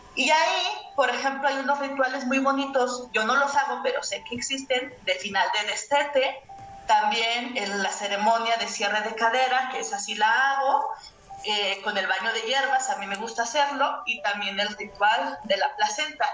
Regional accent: Mexico; nosotras eh, como mexicanas

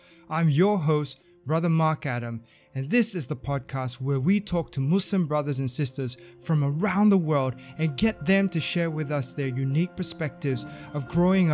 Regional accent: Australia; accent: Australian; our Australian accents

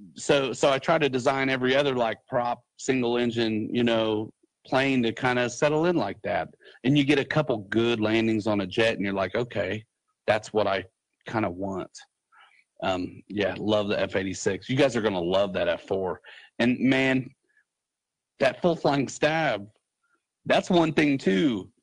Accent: Muncie, Indiana, United States; I love Muncie because it's my hometown

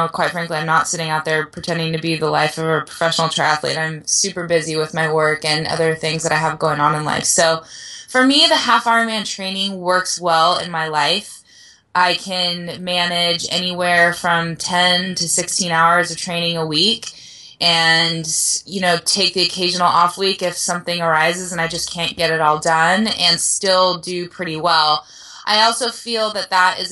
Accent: Oceanside, California, United States; It's my hometown race

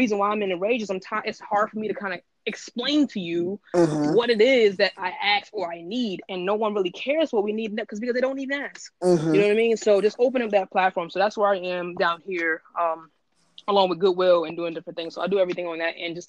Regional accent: New York City, New York, United States; because I'm a New Yorker and I grew up in the village

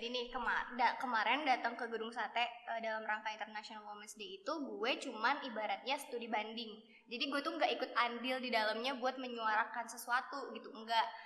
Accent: Jakarta, Indonesia; gue dari Jakarta Gue dari Kelapa Gading, tempat paling hits di Jakarta Utara.

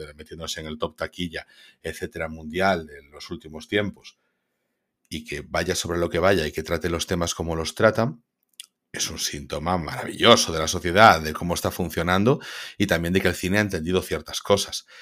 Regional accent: Spain; nosotros, como españoles

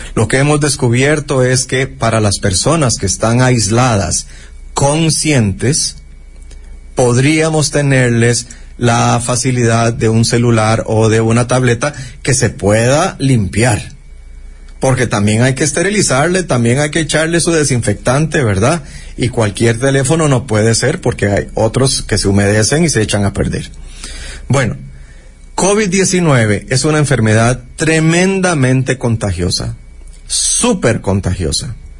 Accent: Costa Rica; como costarricenses

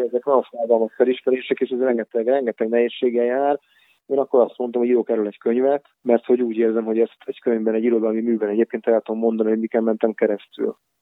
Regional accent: Budapest, Hungary; moved away as an adult; now in Pécs, Hungary; visszamentem Budapestre, mert onnan származom

